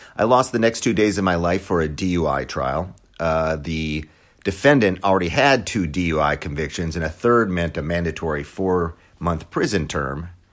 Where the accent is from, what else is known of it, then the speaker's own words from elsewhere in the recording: Wisconsin, United States; moved away; I was born and raised in Wisconsin